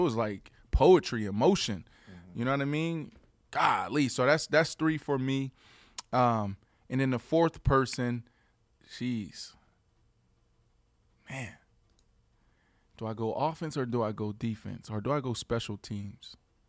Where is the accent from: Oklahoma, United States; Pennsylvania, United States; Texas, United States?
Pennsylvania, United States; Pittsburgh; I'm from Pittsburgh. It's a blue-collar place. Put your head down and work, work, work. We understand the grind. We understand that things take time. We're okay with the uncomfortable.